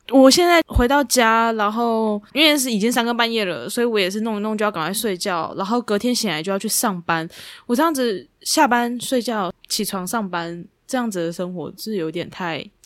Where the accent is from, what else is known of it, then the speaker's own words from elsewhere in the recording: Taichung, Taiwan; now in Taipei, Taiwan; 我那时候刚上来台北一段天啊，我是台中人